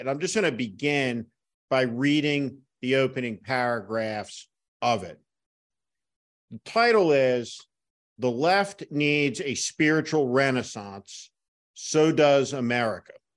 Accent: North Plainfield, New Jersey, United States; I grew up in North Plainfield, New Jersey, uh, like Chris in the tri-state area

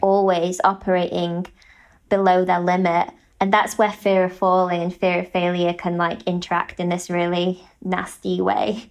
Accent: United Kingdom; as a British person

